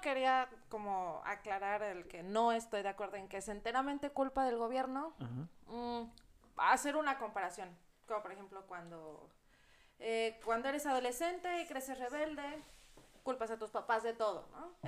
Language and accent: Spanish; Mexico; orgullo de decirme mexicana también